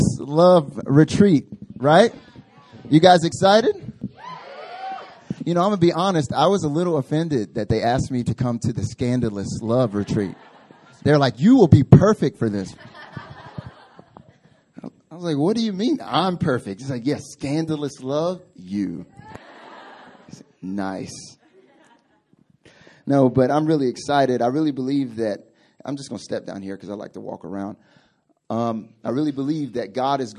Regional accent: the South, United States; I'm from the South. I'm from the countryside of in America, and so we have weird sayings

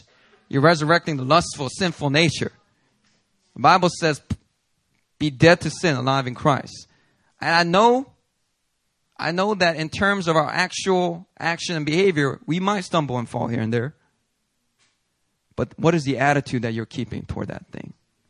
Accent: Daegu, South Korea; I'm from Daegu, so a lot of Gyeongsangdo men, they don't say much, right?

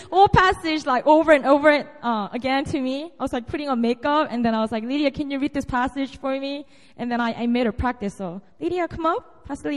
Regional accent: South Korea; moved away as an adult; now in Seoul, South Korea; And this is my hometown. This is my territory. I was born and raised here up to about 19, and then I moved to Seoul to go to college

